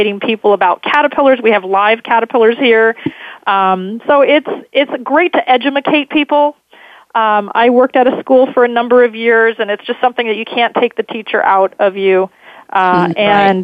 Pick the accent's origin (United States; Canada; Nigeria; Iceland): United States; California; growing up in California